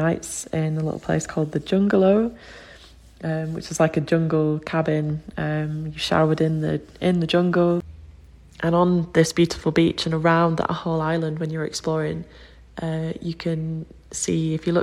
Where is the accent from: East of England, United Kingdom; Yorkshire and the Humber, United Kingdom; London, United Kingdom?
Yorkshire and the Humber, United Kingdom; I'm from Yorkshire in England.